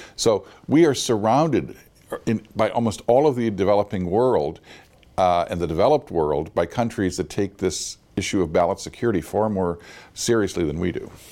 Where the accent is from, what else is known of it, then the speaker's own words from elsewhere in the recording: San Francisco, California, United States; my hometown of San Francisco